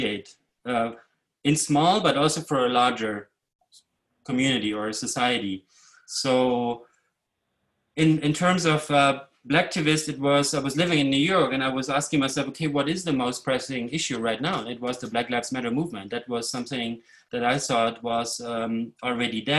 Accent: Leipzig, Saxony, Germany; moved away; also born or lived in Brooklyn; I grew up in East Germany behind the wall

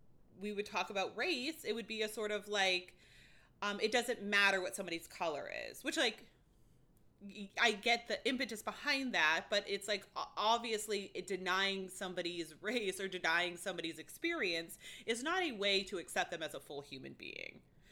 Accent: England, United Kingdom; Like, I am half Chinese. I am half English. I am English.

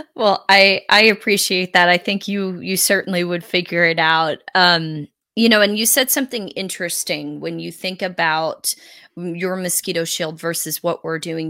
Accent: South Carolina, United States; also born or lived in Northeast United States; we moved from the Northeast to the Southeast when I was a kid.

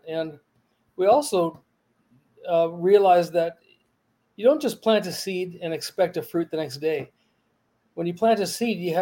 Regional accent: Torrance, California, United States; now in Las Vegas, United States; I was born in Torrance, California. I was raised there along the beaches in Southern California

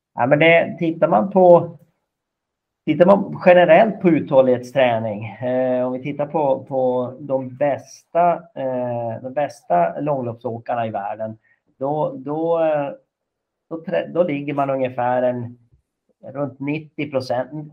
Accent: Kalix, Norrbotten County, Sweden; så jobbade jag som rektor hemma i Kalix kommun

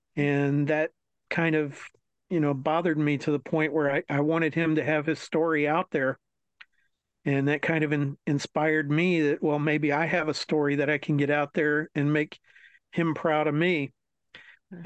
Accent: New Carrollton, Maryland, United States; growing up in Maryland, uh, right outside of DC.

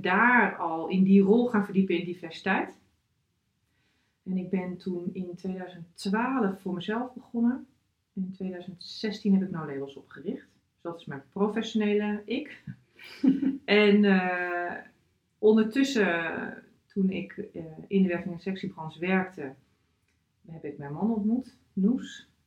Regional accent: Drenthe, Netherlands; moved away as an adult; also born or lived in Groningen / United States; Ik ben geboren getogen in Drenthe.

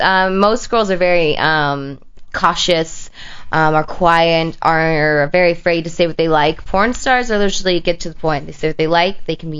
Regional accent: Sacramento, California, United States; moved away; also born or lived in Bay Area, California; I was born in the Bay Area, but grew up in Sacramento-ish area

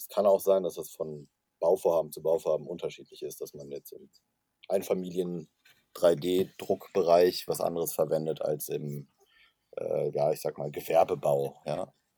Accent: Cologne, North Rhine-Westphalia, Germany; ich komme aus Köln

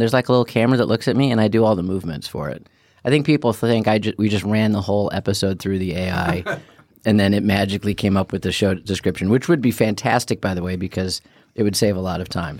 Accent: Chicago, Illinois, United States; growing up in Chicago

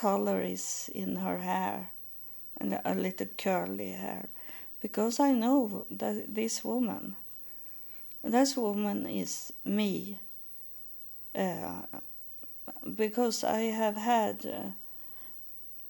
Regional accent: Sweden; English is a second language; in Sweden we have name days.

